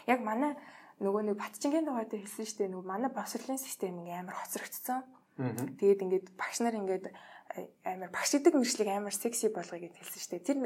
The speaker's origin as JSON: {"language": "Mongolian", "country": "Mongolia"}